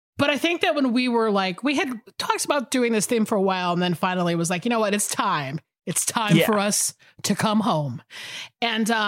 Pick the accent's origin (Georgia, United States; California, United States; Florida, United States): Georgia, United States; I'm back in Georgia